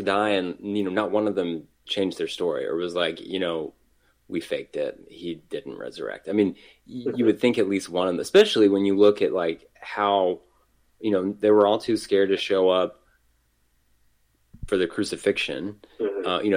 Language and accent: English; United States; growing up in America, you're detached from a lot of the history there